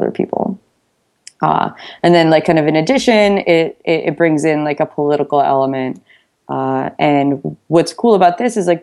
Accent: United States; I'm from the United States

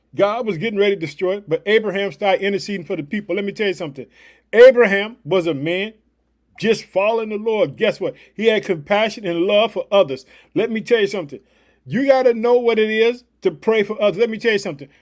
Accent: Illinois, United States; I live in the city of Chicago, but Illinois is my home state.

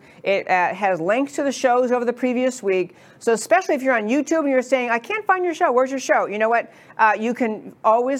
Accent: New York, United States; now in Dallas, United States; I grew up in New York.

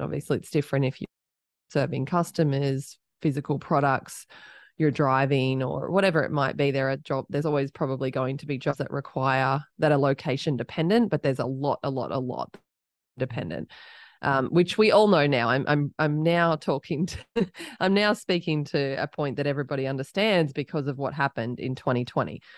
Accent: Australia; accent: Australian; moved away as an adult; now in Austin, United States; I'm Australian. People can probably start to pick that up from my accent, but I live in Austin, Texas.

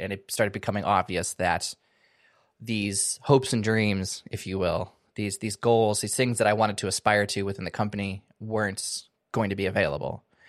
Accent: Washington, United States; moved away as an adult; also born or lived in California; now in Seattle area, United States; moved back home to my home state, moved back to the Seattle area

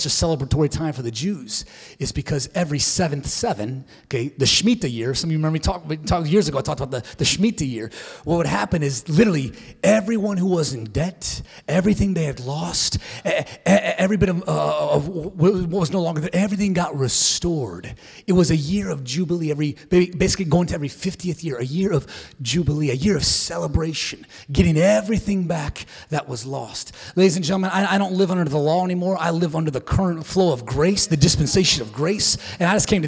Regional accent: United States; as American Christians

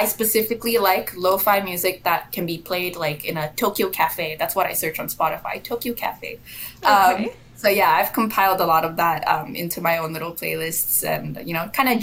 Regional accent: Malaysia; moved away as an adult; I'm from Malaysia originally. I moved here for school, and now, I've sort of uprooted my life and I'm here for the long haul.

